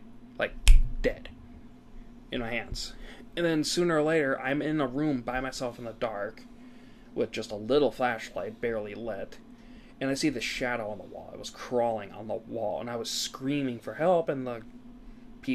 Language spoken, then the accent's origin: English; Wisconsin, United States; We're from Wisconsin